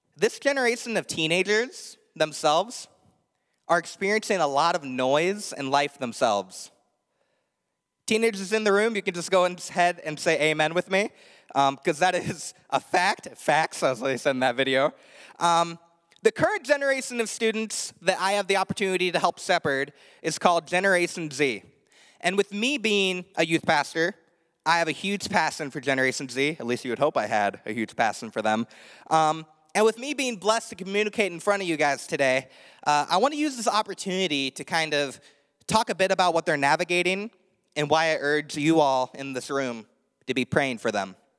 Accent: Indiana, United States; moved away; I grew up in Indiana, the land of corn

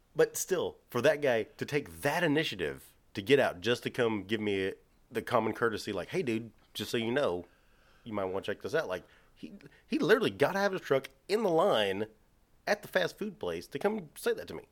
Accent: Texas, United States; we're from Texas

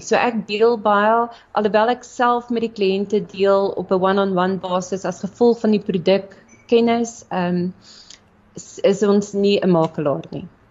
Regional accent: Meyerton, Gauteng, South Africa; also born or lived in Bloemfontein; gebore in Bloemfontein, getoe gewees in Meyerton, so 'n klein dorpie

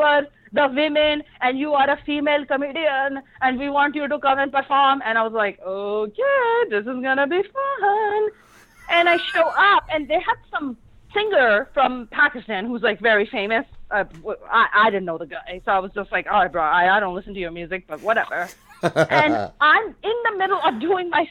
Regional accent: Jersey City, New Jersey, United States; I don't forget where I come from, okay? I don't forget that I came from Jersey City.

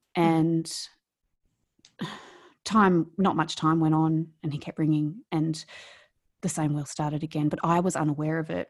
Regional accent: New South Wales, Australia; accent: Australian; moved away as an adult; now in Melbourne, Australia; I grew up in rural Australia, um, not in Victoria, I grew up in New South Wales, and on a farm, and I lived in a really small town. And I'd lived there all my life.

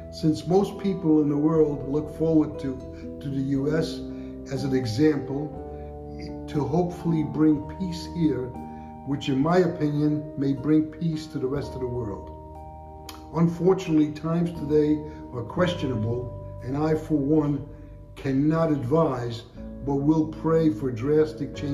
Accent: Budapest, Hungary; now in United States; I was born in Budapest, Hungary. My mother, father, sister, and I escaped communism and fled during the revolution to America

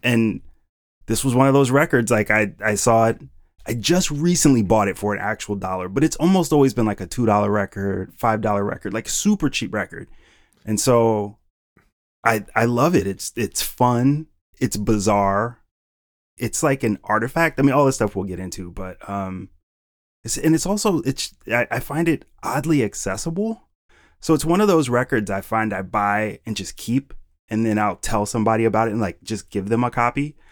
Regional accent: Cleveland, Ohio, United States; moved away as an adult; also born or lived in Wisconsin; now in Philadelphia, United States; born and raised in Cleveland, Ohio

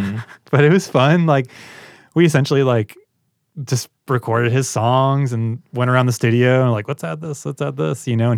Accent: Illinois, United States; No, I'm from Central Illinois. I grew up on a farm.

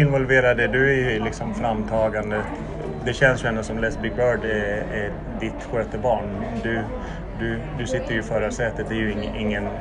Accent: Sollefteå, Västernorrland County, Sweden; Det var en sketen byhåla i Norrland där jag växte upp, eh, Sollefteå.

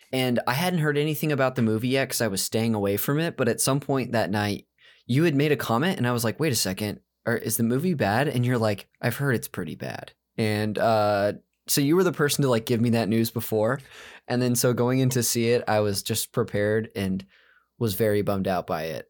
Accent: Modesto, California, United States; George Lucas is from my hometown. Uh, and I went to the same, like, high school and church as him.

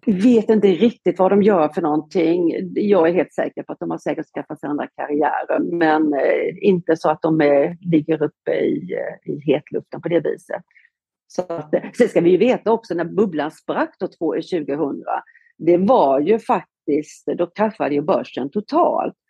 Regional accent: Halmstad, Halland County, Sweden; moved away as an adult; also born or lived in Gothenburg, Sweden; now in Marbella, Spain; jag är faktiskt från Halmstad eh, i, eh, på västkusten

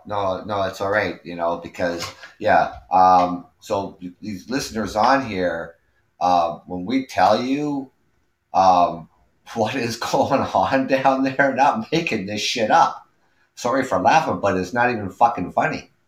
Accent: Canada; also born or lived in Ontario; I'm Canadian. I live out here in Ontario

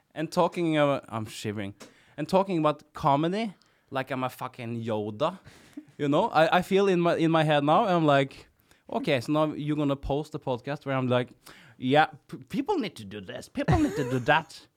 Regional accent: Kongsberg, Buskerud, Norway; English is a second language; I'm from Kongsberg and th, that's the place where you play jazz

